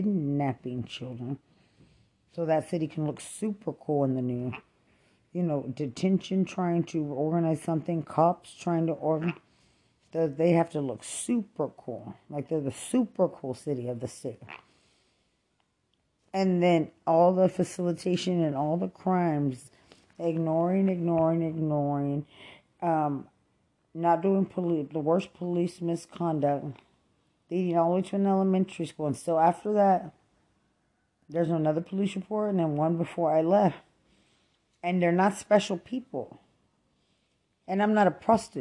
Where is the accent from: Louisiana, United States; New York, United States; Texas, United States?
Texas, United States; Lubbock; moved away; also born or lived in San Antonio, Texas; I'm not from Bexar County. I'm from Lubbock, Texas